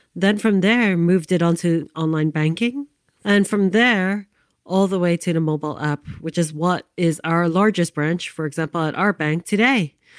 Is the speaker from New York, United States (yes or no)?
yes; New York City, New York, United States; I grew up in New York City, Manhattan, downtown in the Lower East Side, the 1970s